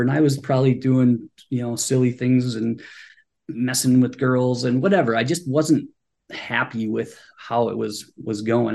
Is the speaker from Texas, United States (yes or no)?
no; Superior, Wisconsin, United States; moved away as an adult; now in Washington, DC, United States; I'm originally from Superior, Wisconsin. It's a small town up in northern Wisconsin